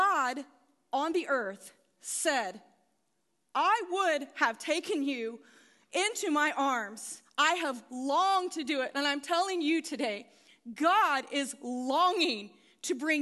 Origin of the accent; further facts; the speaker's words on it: Gas City, Indiana, United States; I grew up in Gas City